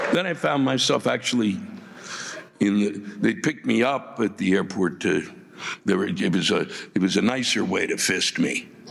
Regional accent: Washington, District of Columbia, United States; I was born and raised around Washington D.C.

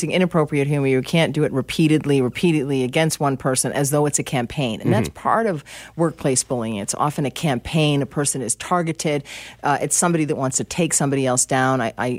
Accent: United States; I'm American, and I feel that I am objective on this.

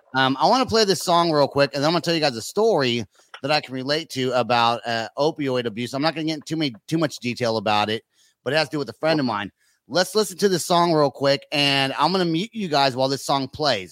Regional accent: California, United States; now in Oklahoma City, United States; I live in Oklahoma, but I'm from California

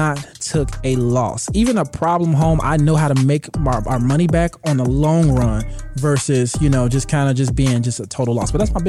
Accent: Chicago, Illinois, United States

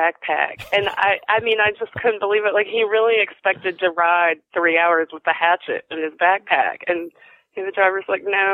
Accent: Bowling Green, Kentucky, United States; moved away; I grew up in Bowling Green, which is the home of the Corvette plant and Western Kentucky University.

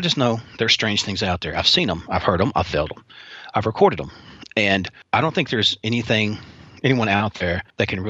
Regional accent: Western Kentucky, United States; growing up in Western Kentucky

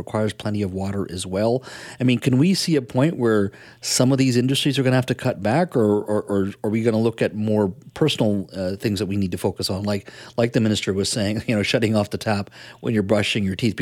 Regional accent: British Columbia, Canada; as Canadians, as British Columbians

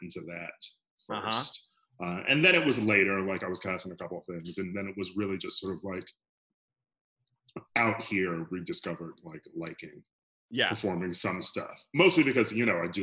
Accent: Milwaukee, Wisconsin, United States; moved away as an adult; also born or lived in Chicago / New York; now in Los Angeles, United States; I'm from Milwaukee

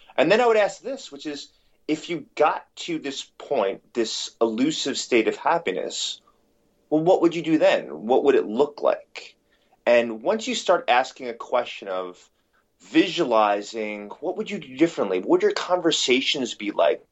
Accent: New York City, New York, United States; growing up in, in New York City

